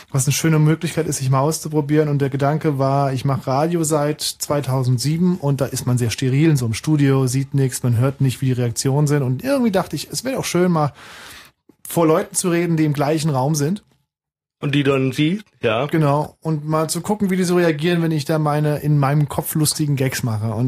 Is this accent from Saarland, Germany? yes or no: yes; Saarbrücken, Saarland, Germany; moved away as an adult; also born or lived in Nuremberg; now in Berlin, Germany; Nee, ich komme aus dem Saarland, bin Saarbrücker.